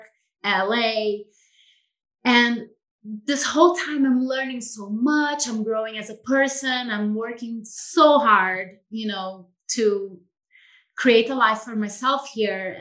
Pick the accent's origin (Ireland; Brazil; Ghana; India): Brazil; moved away as an adult; now in Idyllwild, United States; I'm from Brazil originally, as you know, and I grew up in a more rural environment